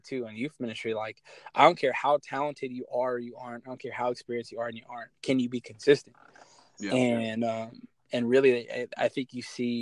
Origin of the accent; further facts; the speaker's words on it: Kent, Washington, United States; also born or lived in Ventura, California; And the city I'm from Kent, Washington. I was born in Ventura, California, but I grew up in Kent.